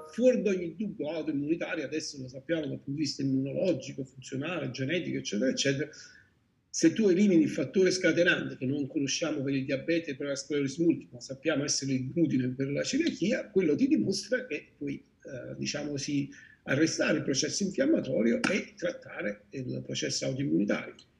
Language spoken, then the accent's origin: Italian; Salerno, Campania, Italy; sono di Salerno